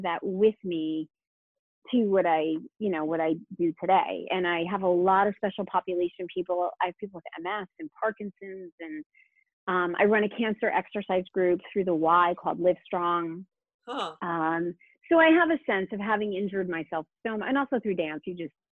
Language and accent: English; New Haven, Connecticut, United States; I grew up in New Haven, and so the Connecticut Ballet was there.